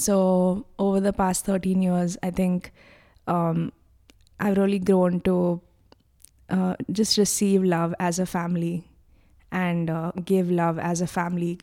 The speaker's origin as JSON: {"language": "English", "town": "Mumbai", "region": "Maharashtra", "country": "India", "said": "I'm from Bombay"}